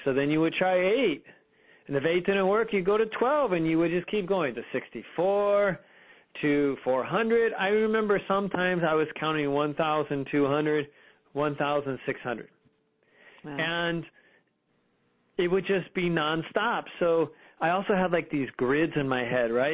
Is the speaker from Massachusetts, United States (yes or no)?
no; Fremont, California, United States; I grew up in Fremont, California